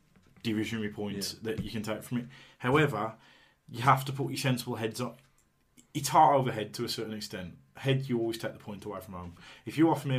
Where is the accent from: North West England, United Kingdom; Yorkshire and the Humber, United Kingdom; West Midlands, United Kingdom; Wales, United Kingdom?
West Midlands, United Kingdom; Tipton; I'm from Tipton